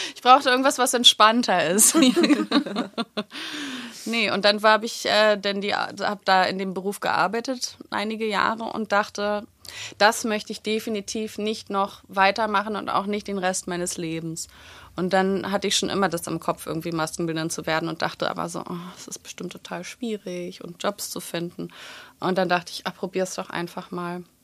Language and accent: German; Berlin, Germany; Ich bin in Schöneberg geboren und in Wilmersdorf und Schöneberg groß geworden.